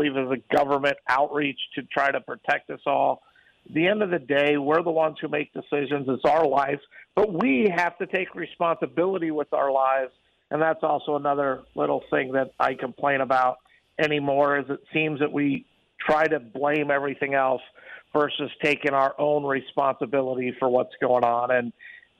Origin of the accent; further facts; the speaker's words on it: Midwest, United States; now in Las Vegas, United States; I grew up in the Midwest, and they get a lot of snow